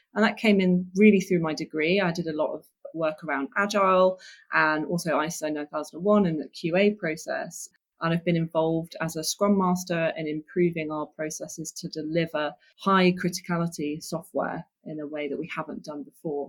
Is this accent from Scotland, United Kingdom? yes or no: no; Oxford, South East England, United Kingdom; I came, came from Oxford, Oxfordshire